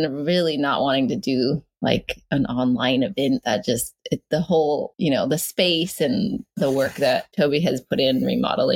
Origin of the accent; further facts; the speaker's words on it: Northern California, United States; moved away as an adult; also born or lived in Ashland, Oregon; now in Portland, United States; I grew up on my reservation in Northern California, like Northern, like 3 hours south of the Oregon border